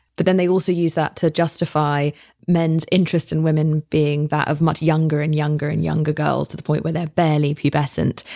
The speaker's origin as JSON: {"language": "English", "country": "United Kingdom", "said": "I'm British."}